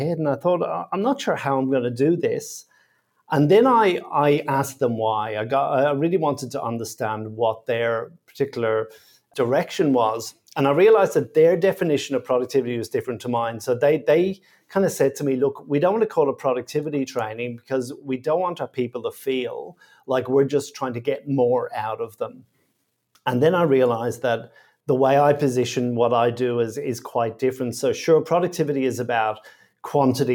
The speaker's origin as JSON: {"language": "English", "town": "Dublin", "region": "Leinster", "country": "Ireland", "tie": "born or raised there", "moved": "yes", "lives_now": "Sydney, Australia", "said": "I grew up in Dublin in Ireland"}